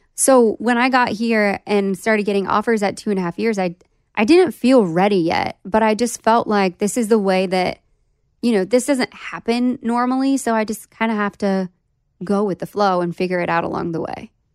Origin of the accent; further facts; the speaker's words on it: West Palm Beach, Florida, United States; moved away as an adult; now in Nashville, United States; I'm from West Palm.